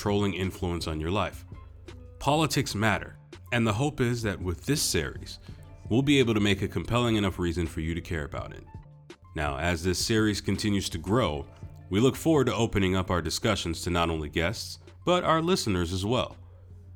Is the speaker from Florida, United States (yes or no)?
yes; Boca Raton, Florida, United States; also born or lived in Brooklyn, New York; I was born in Brooklyn, New York. I was raised in Boca Raton, Florida by two proud Haitian American immigrant parents